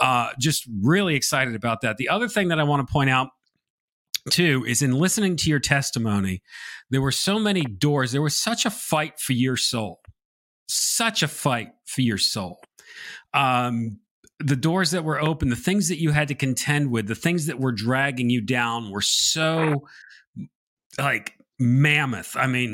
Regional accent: New Milford, Connecticut, United States; I grew up Episcopalian in Connecticut.

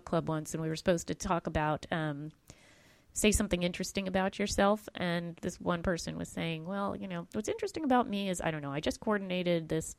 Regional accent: Tulsa, Oklahoma, United States; I was just speaking in my hometown of Tulsa, Oklahoma

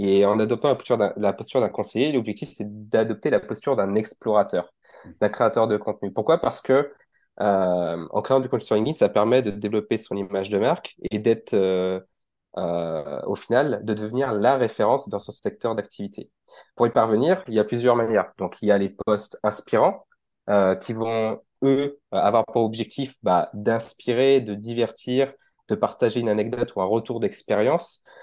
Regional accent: France; C'est ça, je viens de la France

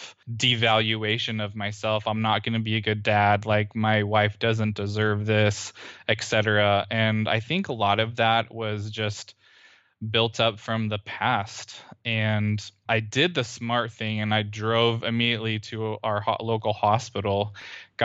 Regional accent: Central California, United States; moved away as an adult; now in Houston, United States; we moved in together and lived where I had grown up

